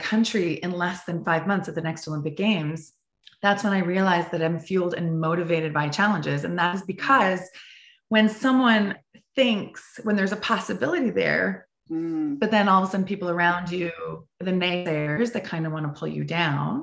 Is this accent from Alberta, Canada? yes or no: no; Prince Edward Island, Canada; I grew up in Prince Edward Island, the smallest province in Canada off the East Coast